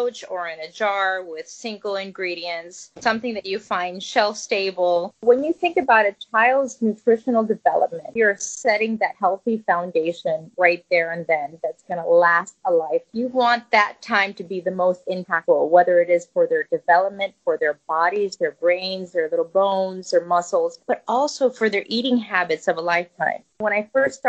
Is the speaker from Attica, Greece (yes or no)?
no; Zakynthos, Ionian Islands, Greece; now in United States; I come from a family, you know, we were living in Greece on a small island called Zante. There, my parents were farmers